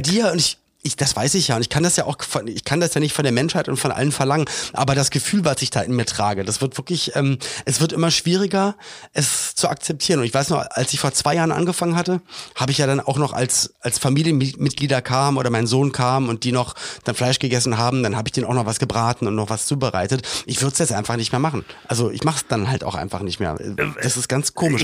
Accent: Berlin, Germany; moved away as an adult; also born or lived in Cologne; wir kommen ja beide aus Berlin

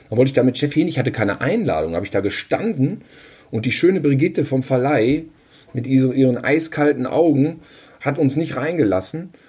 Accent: Cologne, North Rhine-Westphalia, Germany; Da, da muss ich jetzt mal hier als Kölner äh, mal den Unterschied.

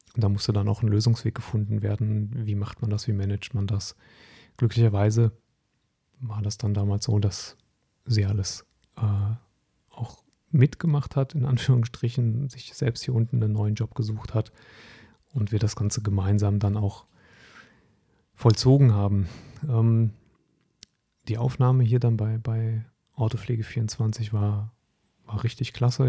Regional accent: North Rhine-Westphalia, Germany; moved away as an adult; also born or lived in Hesse; Ich bin sehr verwurzelt mit meiner Heimat am, am Niederrhein

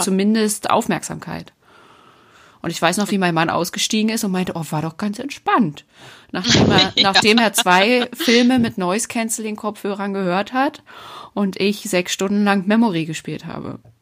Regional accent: Uckermark, Brandenburg, Germany; moved away; Uckermark ist ja meine alte Heimat äh, als Uckermärker Perle

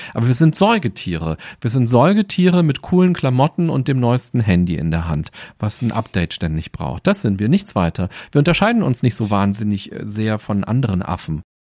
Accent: Berlin, Germany; Ich bin in Berlin aufgewachsen und war, glaube ich, noch nie länger als zwei Wochen nicht in Berlin

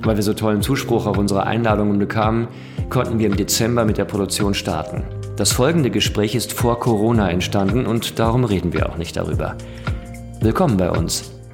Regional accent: Dortmund, North Rhine-Westphalia, Germany; now in Berlin, Germany; Ich bin in Dortmund groß geworden

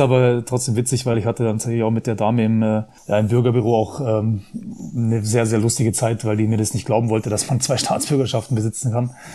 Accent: Prien am Chiemsee, Bavaria, Germany; das ist mein Heimatverein, also auch mein, mein Heimatort, wo ich geboren bin und aufgewachsen bin

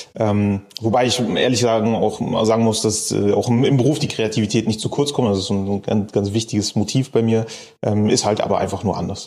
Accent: Bremen, Germany; also born or lived in Cologne; now in Berlin, Germany; Ich komme gebürtig eigentlich aus Bremen

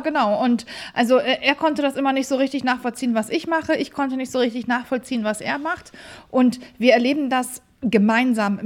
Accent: Hamburg, Germany; wir sind Hamburger Kaufleute

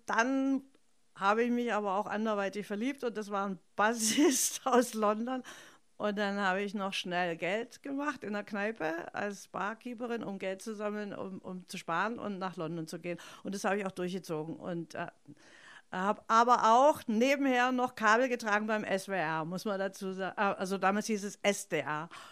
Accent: Stuttgart, Baden-Württemberg, Germany; accent: Swabian; ich bin in Stuttgart aufgewachsen, also als Italienerin im, ja. im Schwäbischer

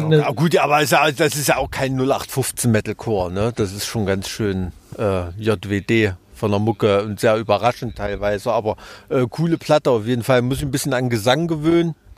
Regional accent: Thuringia, Germany; accent: Thüringer Dialekt; mit meinem Thüringer Dialekt

